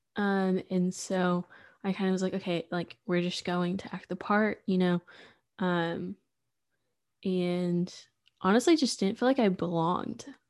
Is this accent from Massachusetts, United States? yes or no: no; Sulphur Springs, Texas, United States; also born or lived in Waco